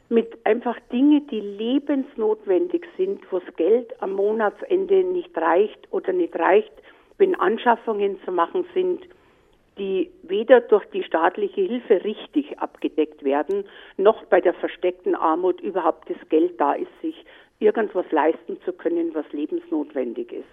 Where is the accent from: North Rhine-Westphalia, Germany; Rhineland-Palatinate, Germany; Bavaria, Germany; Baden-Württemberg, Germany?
Bavaria, Germany; Munich; ich bin eine Münchnerin und das Dankeschön, dass ich hier leben darf